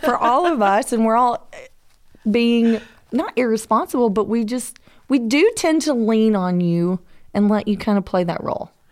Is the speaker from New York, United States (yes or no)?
no; Georgia, United States; I am from Georgia